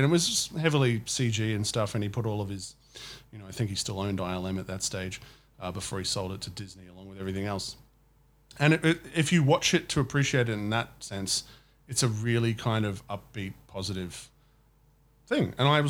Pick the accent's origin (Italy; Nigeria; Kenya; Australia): Australia; As an Australian.